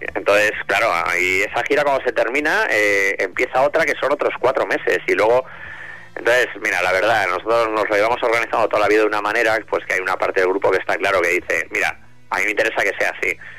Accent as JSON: {"language": "Spanish", "country": "Spain", "said": "siendo español"}